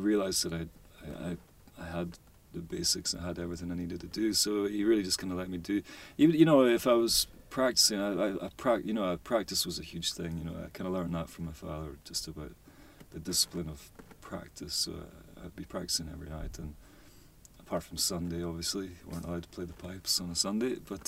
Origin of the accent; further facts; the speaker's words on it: Lewis, Outer Hebrides, Scotland, United Kingdom; now in Greenock, United Kingdom; Originally from the Outer Hebrides, Lewis. I was brought up in Lewis, so my mum's from South Hewes, so I've got a bit of both going on.